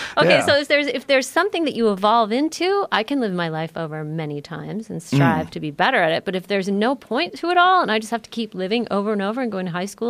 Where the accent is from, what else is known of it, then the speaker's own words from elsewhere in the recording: United States; also born or lived in San Francisco; as an American.